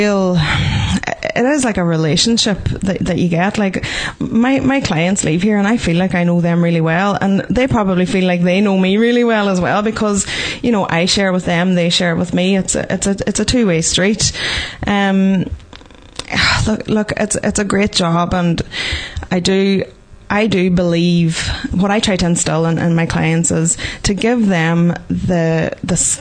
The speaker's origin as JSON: {"language": "English", "country": "Ireland", "said": "As Irish people"}